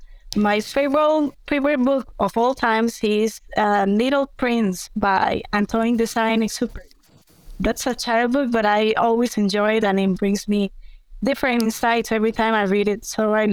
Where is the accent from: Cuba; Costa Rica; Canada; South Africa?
Costa Rica; also born or lived in United Kingdom; Sure. Well, I am from Costa Rica. I'm an environmental engineer.